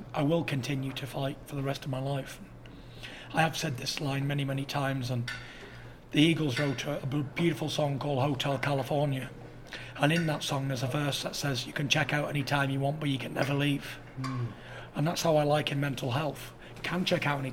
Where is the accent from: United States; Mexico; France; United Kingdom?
United Kingdom; As true British gents